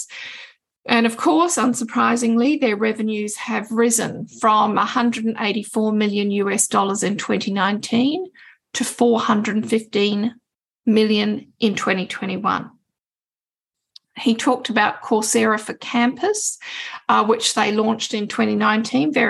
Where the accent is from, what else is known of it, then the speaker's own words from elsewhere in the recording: Australia; I'm an Australian